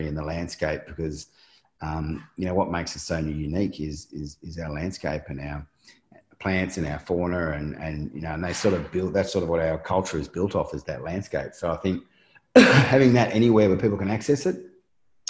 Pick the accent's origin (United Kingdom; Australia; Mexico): Australia